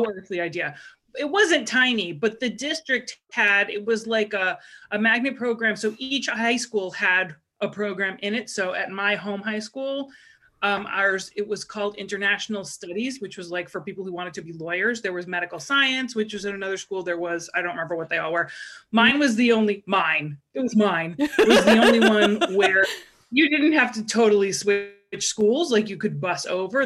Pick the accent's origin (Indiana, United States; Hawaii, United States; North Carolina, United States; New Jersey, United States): New Jersey, United States; Freehold; I am from Freehold, New Jersey, hometown of ….